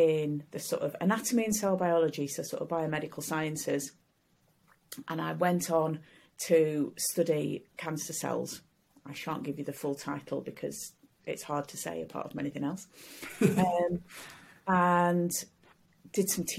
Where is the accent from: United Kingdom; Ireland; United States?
United Kingdom; Sheffield, Yorkshire and the Humber; I came to Sheffield, my hometown, to do my degree